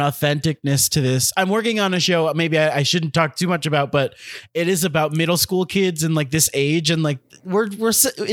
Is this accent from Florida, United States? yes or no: yes; Miami, Florida, United States; I'm from Miami